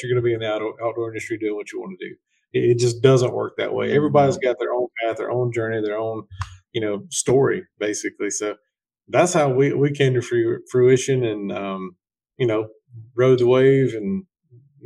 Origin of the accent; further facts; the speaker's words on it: South Georgia, United States; I'm from, grew up in South Georgia, still live in South Georgia.